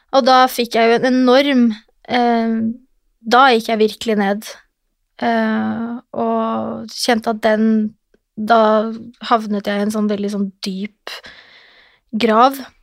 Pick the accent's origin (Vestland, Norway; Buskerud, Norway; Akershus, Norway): Akershus, Norway; Lillestrøm; moved away; also born or lived in Oslo; Jeg er fra Lillestrøm, en liten by hvor alle kjenner alle